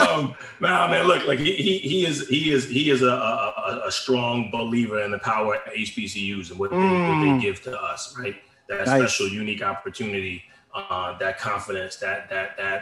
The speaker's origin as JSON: {"language": "English", "region": "central New Jersey", "country": "United States", "tie": "born or raised there", "also_born_or_lived": "Philadelphia, Pennsylvania", "said": "I grew up in Jersey, you know, central New Jersey, but also have real deep ties to Philly"}